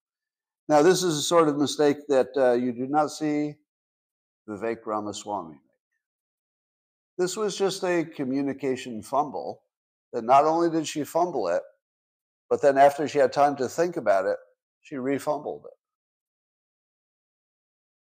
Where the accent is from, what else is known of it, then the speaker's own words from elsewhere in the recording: United States; I, as an American